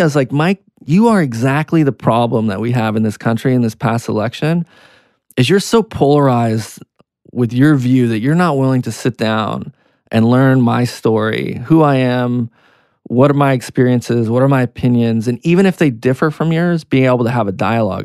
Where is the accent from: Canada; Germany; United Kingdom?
Canada; also born or lived in United States; now in New York, United States; I'm Canadian American. I born in Canada, came to the U S